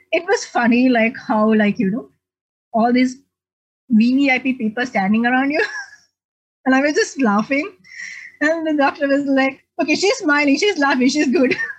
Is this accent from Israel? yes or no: no; Sri Lanka; also born or lived in Australia; now in Arlington, United States; I'm originally from Sri Lanka